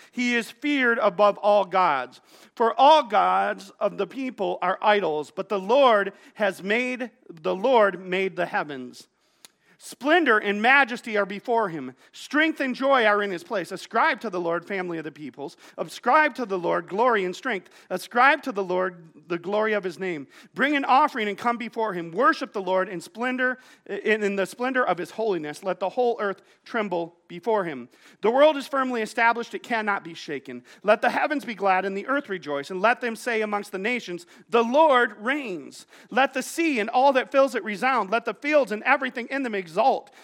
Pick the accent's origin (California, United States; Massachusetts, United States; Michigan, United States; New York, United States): Michigan, United States; Wyoming; I grew up here in Wyoming, here in Godwin Heights